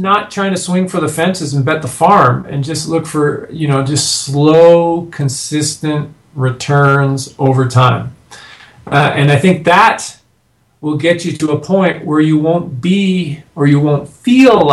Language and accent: English; Canada; now in United States; I'm a Canadian living in the States now.